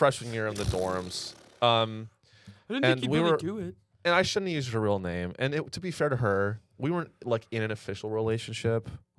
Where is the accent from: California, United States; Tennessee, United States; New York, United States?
California, United States; the Bay Area, Silicon Valley; The Bay, Silicon Valley.